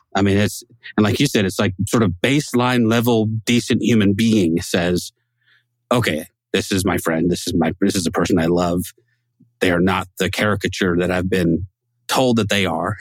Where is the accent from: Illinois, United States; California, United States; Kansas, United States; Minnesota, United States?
California, United States; Northern; moved away as an adult; also born or lived in Texas; I was born and raised in Northern California